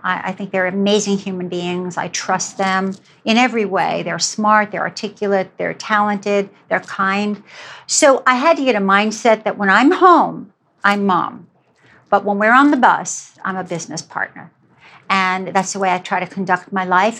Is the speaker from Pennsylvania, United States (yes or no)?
no; New York City, New York, United States; also born or lived in Germany; I grew up in New York City